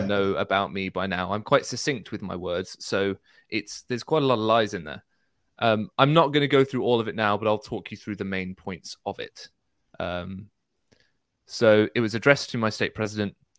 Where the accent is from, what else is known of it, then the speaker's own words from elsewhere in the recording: United Kingdom; I'm British